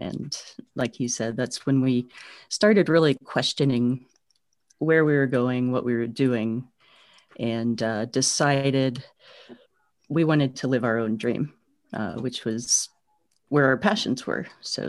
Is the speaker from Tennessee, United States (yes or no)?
yes; Tennessee, United States; so I grew up in Eastern Tennessee and spent a lot of time outdoors there with family